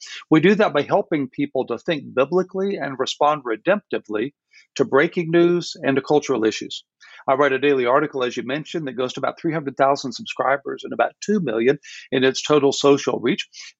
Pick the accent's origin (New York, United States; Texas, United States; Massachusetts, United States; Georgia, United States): Texas, United States; Houston; I grew up in Houston, Texas, in a wonderful home, but no spiritual life.